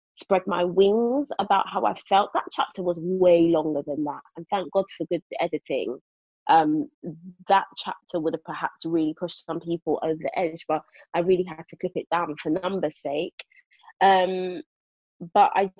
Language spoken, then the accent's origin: English; London, United Kingdom; moved away as an adult; I was born and raised in Brixton, like it's all I knew